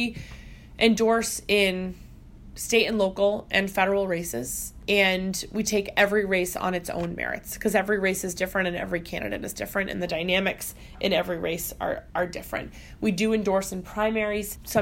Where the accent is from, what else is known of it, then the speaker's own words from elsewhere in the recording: Maine, United States; I'm from Maine